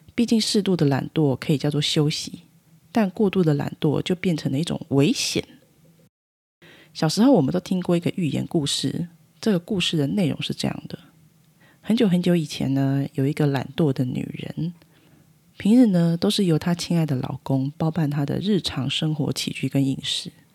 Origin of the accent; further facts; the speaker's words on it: Taiwan; 我们台湾人民